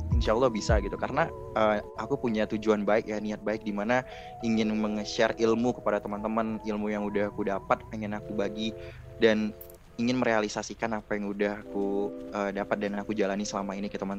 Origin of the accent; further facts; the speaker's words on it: Riau, Indonesia; merupakan rangkaian kegiatan yang ada di uh, Riau khususnya ya karena aku berasal dari Riau